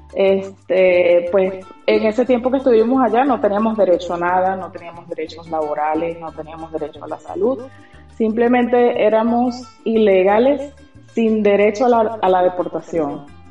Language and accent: Spanish; Venezuela; moved away as an adult; also born or lived in Curaçao; now in Australia; yo salí del país en el 2014. Eh, nos fuimos a la isla de Curazao y allí vivimos cinco años.